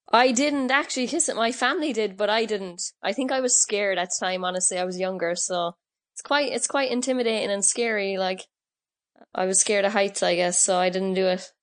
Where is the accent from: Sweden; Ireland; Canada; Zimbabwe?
Ireland; Cork, Munster; I grew up playing on the streets of Knocknahinney